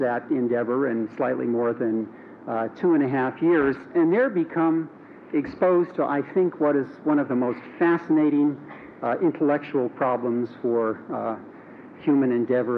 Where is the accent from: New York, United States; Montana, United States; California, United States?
Montana, United States; moved away as an adult; I grew up in Montana, went to high school in a town that had less than 3,000 people